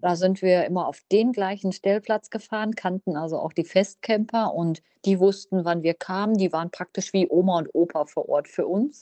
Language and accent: German; Münsterland, North Rhine-Westphalia, Germany; Ich komme aus dem Münsterland.